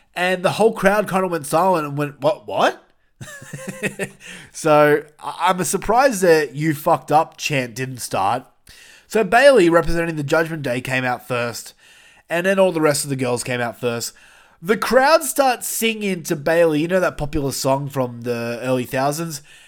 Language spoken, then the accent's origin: English; New South Wales, Australia; We're all from New South Wales